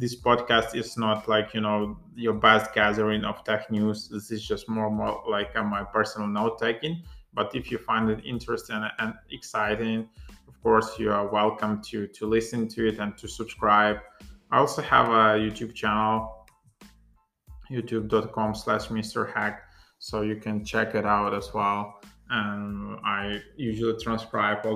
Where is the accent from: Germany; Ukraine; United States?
Ukraine; English is a second language; I'm not a native English speaker. I'm from Ukraine, so for me, speaking in English is not that easy